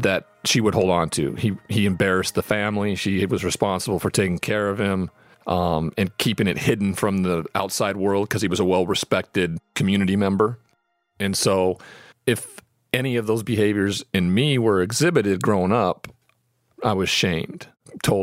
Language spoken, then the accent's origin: English; Great Falls, Montana, United States; I'm from Great Falls, Montana. I'm the only Montanan who's ever been drafted in the first round of the NFL draft.